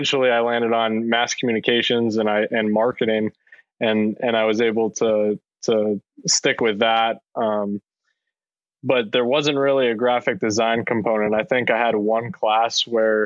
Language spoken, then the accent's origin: English; Hazleton, Pennsylvania, United States; moved away as an adult; also born or lived in Brooklyn, New York / Philadelphia, Pennsylvania / Atlanta, Georgia; I grew up in Hazleton, Pennsylvania